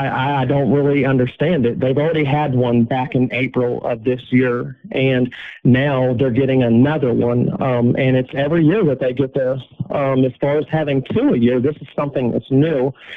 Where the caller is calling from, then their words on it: Carlisle, Indiana, United States; I'm calling from Wabash Valley Correctional Facility in Carlisle, Indiana.